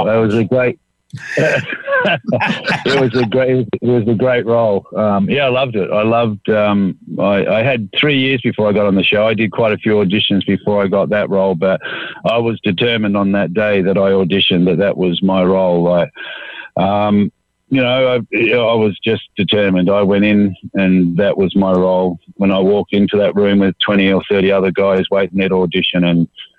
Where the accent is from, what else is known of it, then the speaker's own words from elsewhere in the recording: Australia; being an Aussie